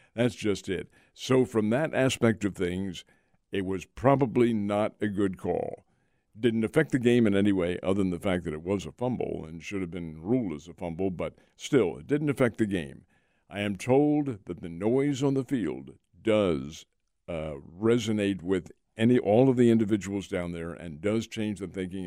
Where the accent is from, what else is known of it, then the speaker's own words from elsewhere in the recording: Philadelphia, Pennsylvania, United States; moved away; Philadelphia is my hometown, and the Phillies were my boyhood team. Now, I've been away from there for half a century